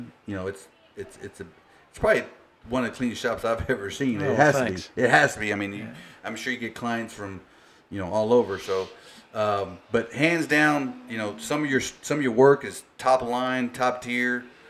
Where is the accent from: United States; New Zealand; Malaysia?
United States; Taylor, Texas; I'm from Taylor. We know a lot of the same folks, right? We grew up around the same community